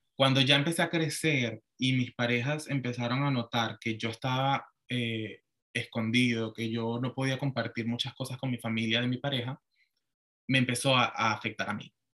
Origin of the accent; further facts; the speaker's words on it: Venezuela; moved away as an adult; now in Florida, United States; yo me crié en Venezuela y pues mi mamá también es venezolana